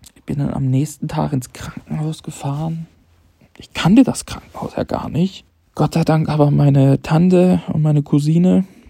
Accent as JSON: {"language": "German", "town": "Leipzig", "region": "Saxony", "country": "Germany", "tie": "born or raised there", "moved": "yes", "said": "Ich bin ähm, in meiner Heimat, ich bin in Leipzig"}